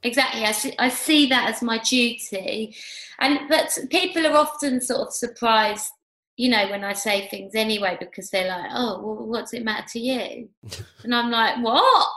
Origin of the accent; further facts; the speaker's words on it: London, United Kingdom; I was brought up in Hackney